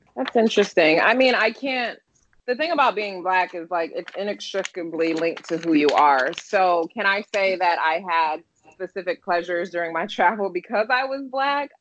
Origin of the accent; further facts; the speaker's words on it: Detroit, Michigan, United States; moved away as an adult; also born or lived in Japan / London; I'm from Detroit, Michigan